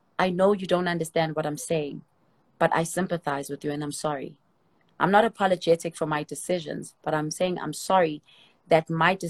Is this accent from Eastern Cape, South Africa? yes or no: no; Soweto, Gauteng, South Africa; I come from Soweto. And if you don't know what Soweto is in Soweto, it's like the projects in South Africa.